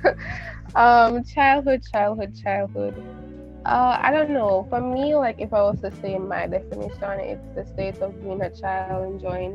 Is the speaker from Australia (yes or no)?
no; Jamaica; I'm from Jamaica, I'm 16 as well.